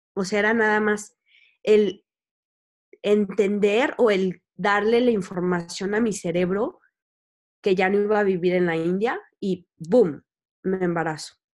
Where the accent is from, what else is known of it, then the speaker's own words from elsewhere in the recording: Querétaro, Mexico; nací en Querétaro